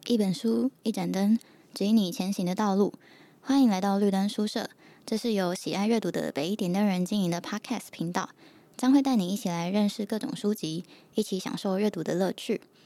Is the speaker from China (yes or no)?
no; Taiwan; 台湾人从小到大，我们学英文还是会很害怕自己有口音